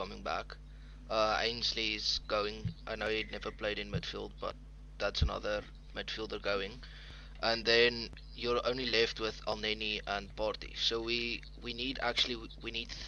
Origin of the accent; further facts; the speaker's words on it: South Africa; I'm from South Africa